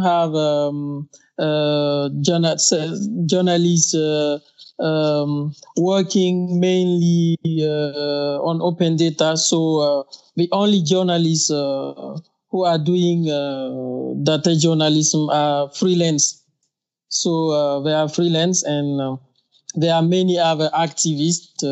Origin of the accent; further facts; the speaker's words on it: Burkina Faso; English is a second language; from Burkina Faso, a West African country.